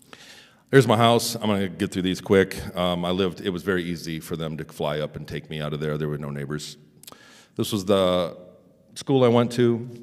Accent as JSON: {"language": "English", "town": "Ann Arbor", "region": "Michigan", "country": "United States", "tie": "born there", "said": "I was born in 72 in Ann Arbor, Michigan, and I'm a normal guy."}